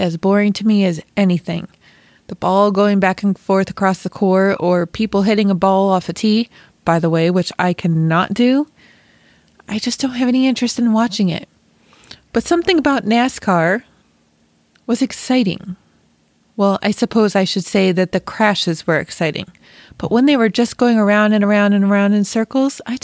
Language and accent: English; Western New York, United States; I was born and raised in Western New York